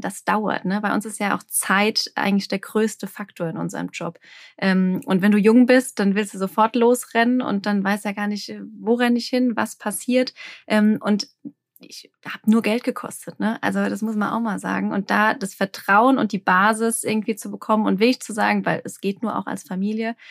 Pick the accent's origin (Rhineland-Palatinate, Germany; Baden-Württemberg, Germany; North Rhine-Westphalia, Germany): Rhineland-Palatinate, Germany; Alsheim; ich komme aus dem Anbaugebiet Rheinhessen, ähm, ich bin damit aufgewachsen, die Weinberge vor der Tür.